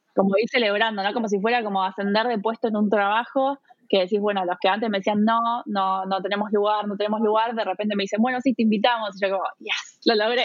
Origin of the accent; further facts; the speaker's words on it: Buenos Aires, Argentina; moved away as an adult; also born or lived in New York, United States; now in Munich, Germany; yo soy argentina, eh, viví la mayor parte de mi vida en, eh, bueno, en Buenos Aires, en la provincia de Buenos Aires, en las afueras y después en, en la ciudad de Buenos Aires